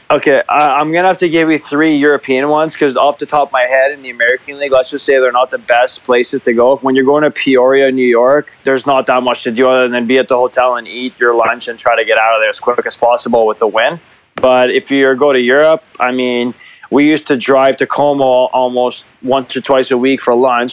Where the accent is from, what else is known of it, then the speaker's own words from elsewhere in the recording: Montreal, Quebec, Canada; moved away as an adult; now in Zurich, Switzerland; growing up in Montreal